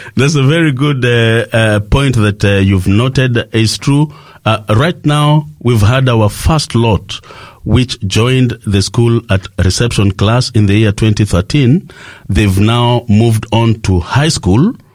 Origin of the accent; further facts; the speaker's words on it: Kenya; I come from uh, Kenya, that is uh, in East Africa